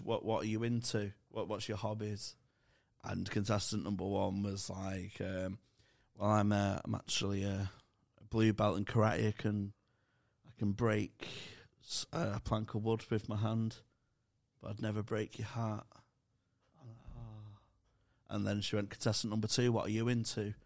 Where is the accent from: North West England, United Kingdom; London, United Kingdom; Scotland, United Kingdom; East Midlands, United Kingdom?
North West England, United Kingdom; Manchester; accent: Manc; my Manc accent